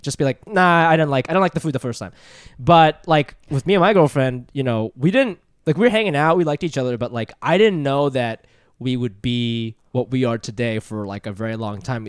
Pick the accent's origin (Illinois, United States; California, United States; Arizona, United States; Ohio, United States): Ohio, United States; moved away as an adult; also born or lived in Japan; now in New York, United States; I'm from Japan, but I grew up in Ohio and I live in New York